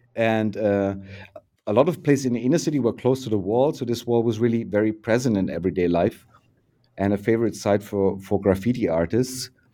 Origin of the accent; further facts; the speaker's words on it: Bavaria, Germany; moved away as an adult; now in Berlin, Germany; born in Bavaria in 1968 and uh, uh, close to the river Danube